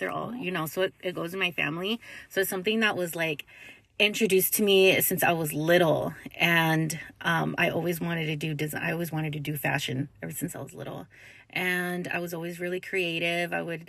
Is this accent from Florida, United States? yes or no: no; Lancaster, California, United States; I was born in Lancaster, California. It's like an hour and a half away from downtown LA. I grew up with my sister and my mom.